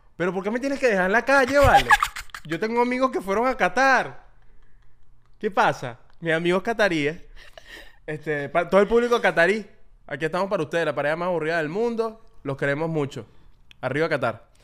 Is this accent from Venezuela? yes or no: yes; Venezuela; uno creció con eso